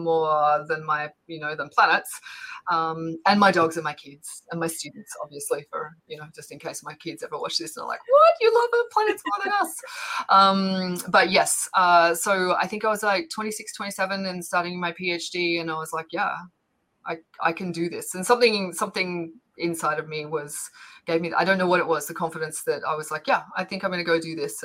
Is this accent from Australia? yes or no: yes; Bendigo, Victoria, Australia; moved away as an adult; also born or lived in Ballarat, Australia / United Kingdom; now in United States; I was born in a small town called Ballarat, and I grew up in a small town called Bendigo